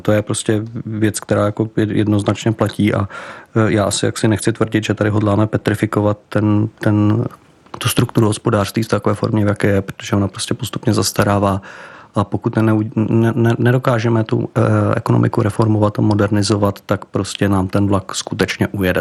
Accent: Czechia; jako Češi

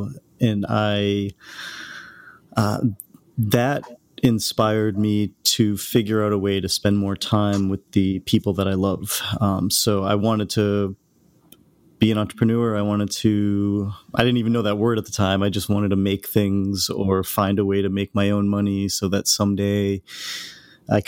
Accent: Hull, Massachusetts, United States; I grew up outside of Boston in a town called Hull, Massachusetts, or Nantasket Beach.

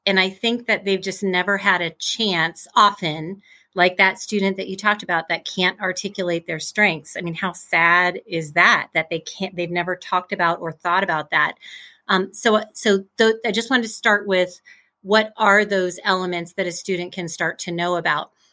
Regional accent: Midwest, United States; I grew up in the Midwest, Midwest girl, still in the Midwest

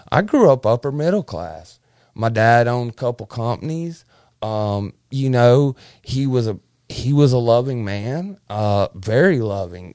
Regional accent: Verbena, Alabama, United States; also born or lived in South Florida; we moved from South Florida, um, to Clanton, Al-, Verbena, Alabama

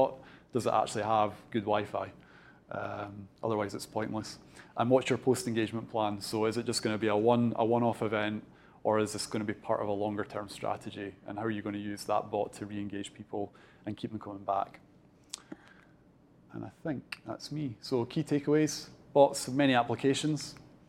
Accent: Dunfermline, Scotland, United Kingdom; I'm originally from Fife. So I'm born and bred Dunfermline

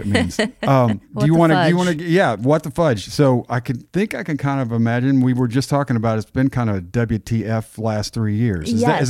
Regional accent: Texas, United States; I grew up mostly in Texas and my parents didn't have strong ones. So I don't either.

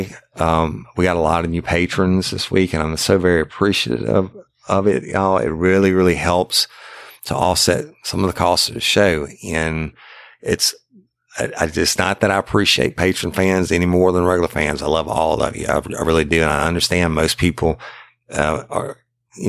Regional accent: South Louisiana, United States; I'm from South Louisiana

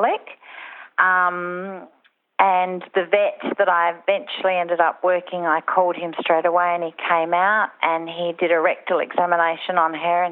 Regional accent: Mount Gambier, South Australia, Australia; also born or lived in Adelaide; we moved from Adelaide to Mount Gambier, Narra Court, which is only an hour away

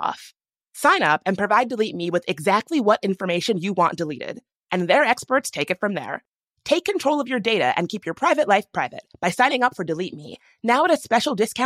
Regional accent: Washington, District of Columbia, United States; my hometown of Washington, D.C.

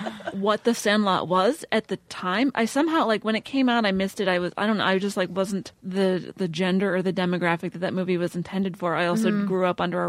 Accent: Western Pennsylvania, United States; I'm from Western Pennsylvania.

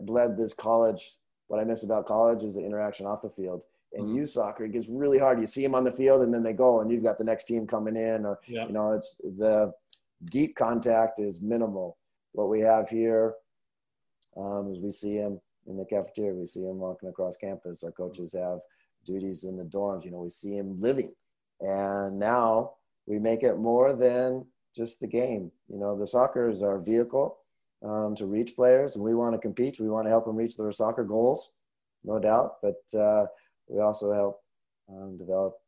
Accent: Northwest, United States; now in Minnesota, United States; I'm from Northwest

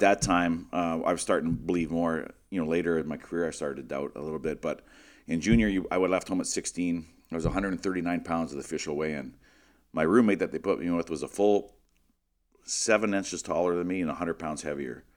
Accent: Western Canada, Canada; growing up in Western Canada, all winter you're on the ice all day long.

